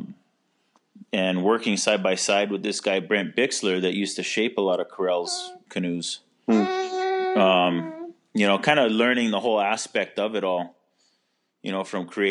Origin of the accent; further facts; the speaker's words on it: Kailua, Hawaii, United States; also born or lived in Kauai; now in Maui, United States; I grew up in Kailua, on Oahu. As a kid, we moved all over the state.